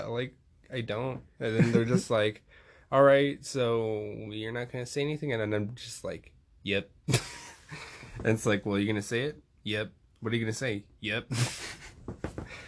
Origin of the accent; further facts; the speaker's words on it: El Paso, Texas, United States; also born or lived in Austin, Texas; I'm from El Paso, but I moved to Austin, but I moved back to El Paso because I wanted to go to school somewhere where it's like, I understood my roots more